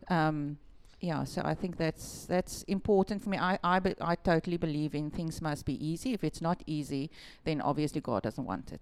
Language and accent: English; Malmesbury, Western Cape, South Africa; also born or lived in Melkbosstrand; we lived in Malmesbury. I was there in school.